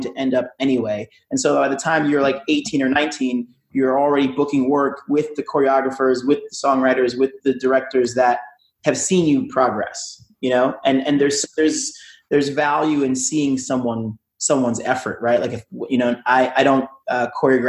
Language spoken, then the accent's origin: English; New York, United States; moved away as an adult; also born or lived in New Jersey; now in Los Angeles, United States; I'm from New York